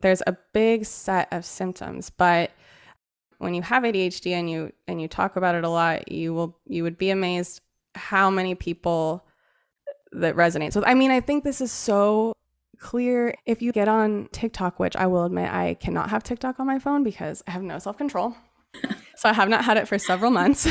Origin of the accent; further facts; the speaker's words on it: Central Oregon, United States; I grew up in Oregon, in Central Oregon, in a really blue collar family.